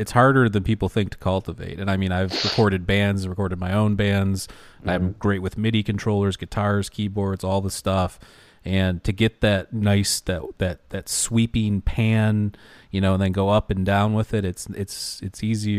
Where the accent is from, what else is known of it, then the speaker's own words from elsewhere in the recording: Detroit, Michigan, United States; Like, we're from Detroit area, so, yeah, it gets a little bit warmer than there